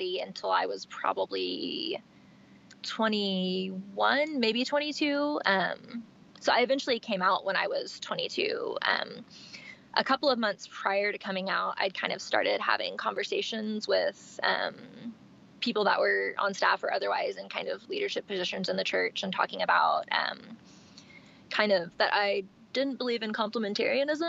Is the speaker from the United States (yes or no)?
yes; East Texas, United States; also born or lived in Dallas-Fort Worth, Texas; I've been in kind of the Northeast Texas area since I was born. I was born in East Texas. I've been kind of in the Dallas-Fort Worth area since I was about 16